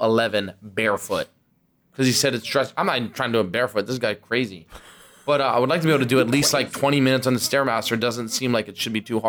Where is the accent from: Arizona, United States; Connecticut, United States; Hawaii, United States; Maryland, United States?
Maryland, United States